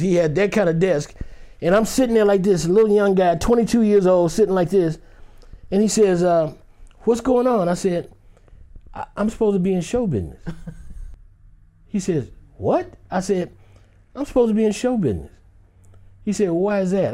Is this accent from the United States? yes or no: yes; Detroit, Michigan, United States; I grew up in Detroit, Michigan.